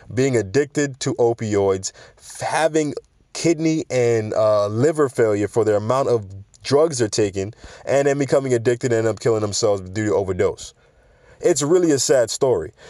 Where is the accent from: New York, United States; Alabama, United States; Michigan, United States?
New York, United States; growing up in New York or living in New York